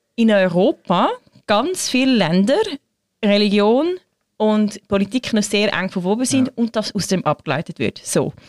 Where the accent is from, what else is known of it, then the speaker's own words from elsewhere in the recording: Switzerland; bei uns in der Schweiz